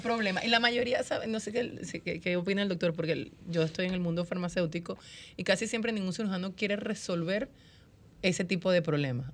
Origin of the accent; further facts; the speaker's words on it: Venezuela; yo soy venezolana